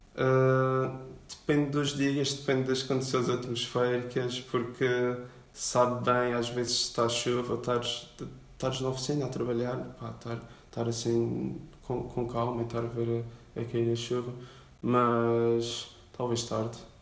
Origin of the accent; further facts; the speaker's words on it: Madeira, Portugal; sou da Madeira, vivo no Caniço